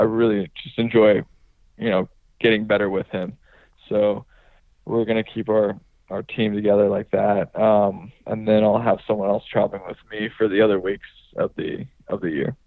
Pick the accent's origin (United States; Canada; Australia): United States; California; I growing up in California